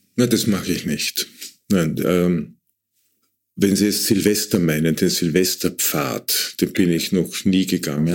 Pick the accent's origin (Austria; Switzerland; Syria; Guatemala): Austria; Waldviertel, Lower Austria; ich komme aus dem Waldviertel, da gab's überall diese Tannenbäume